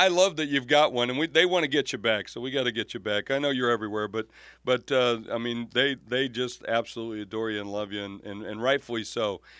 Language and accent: English; South Dakota, United States; And of course, in my area where I grew up in South Dakota